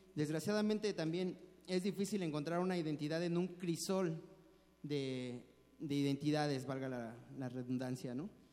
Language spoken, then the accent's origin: Spanish; Mexico City, Mexico; born or raised there